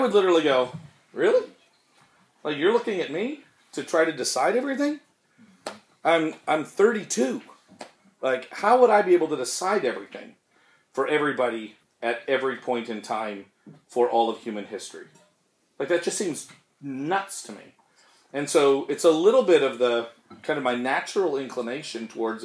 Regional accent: Canada; We're Canadian

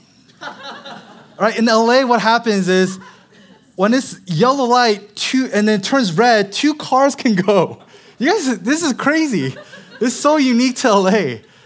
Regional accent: Seattle, Washington, United States; now in Los Angeles, United States; I'm originally from Seattle. Born and raised, I'm a true Seattle Lite.

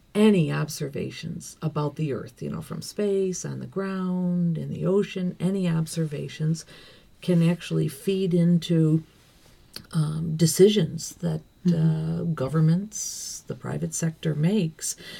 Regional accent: Dalton, New York, United States; now in Geneva, Switzerland; I'm from Dalton, New York

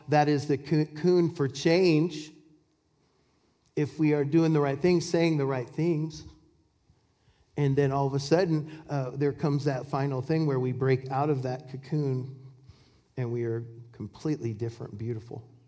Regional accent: Washington, United States; I'm from Washington State, and, and apples grow over there. And, and uh, we, I, you know, when I, we bought a farm when I was just two years old

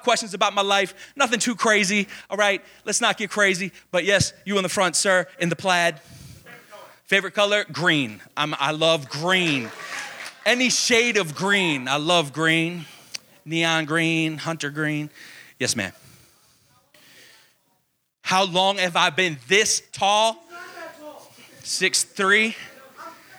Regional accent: Baltimore, Maryland, United States; I'm born and bred in Baltimore, Maryland, the Baltimore, Maryland area.

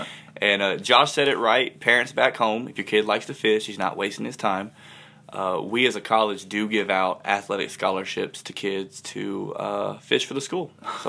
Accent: Atlanta, Georgia, United States; I'm from Atlanta, Georgia. Grew up just outside the metro

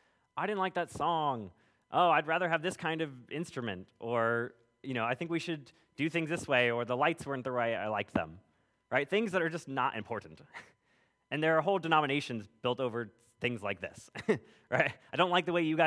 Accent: California, United States; moved away; I grew up in California. If anybody spent time out west, you'll know that the roads go a lot further and a lot straighter than they do out here

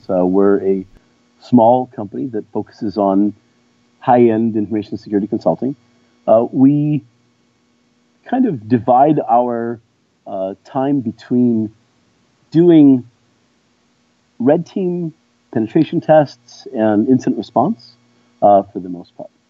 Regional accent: São Paulo, Brazil; also born or lived in Rio de Janeiro; So I was born in Rio and, and, raised in São Paulo.

